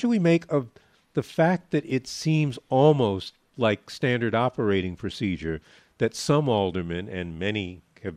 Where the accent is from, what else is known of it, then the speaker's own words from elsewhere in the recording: New York, United States; now in Chicago, United States; I grew up in New York